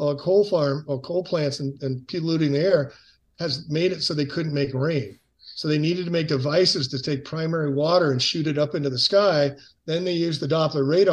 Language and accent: English; San Francisco, California, United States; San Francisco is my hometown